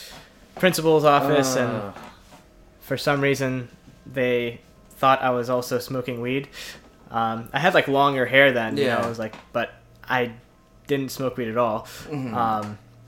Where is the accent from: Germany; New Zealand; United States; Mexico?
United States; Maspeth, New York; Yeah, I was born in New York. I was born in Queens.